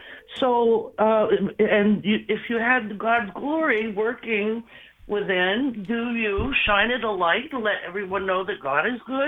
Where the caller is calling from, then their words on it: North Carolina, United States; Hi, I'm … from North Carolina, and I love listening to y'all all the time.